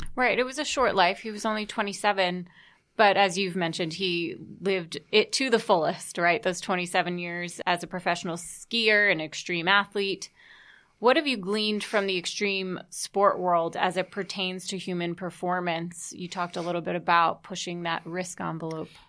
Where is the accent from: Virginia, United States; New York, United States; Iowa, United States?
New York, United States; New York City; myself growing up here in New York